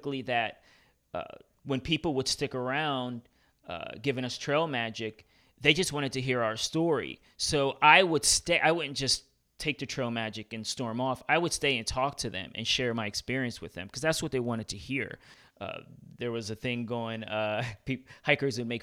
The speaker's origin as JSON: {"language": "English", "town": "New York City", "region": "New York", "country": "United States", "tie": "born or raised there", "said": "I'm from Brooklyn"}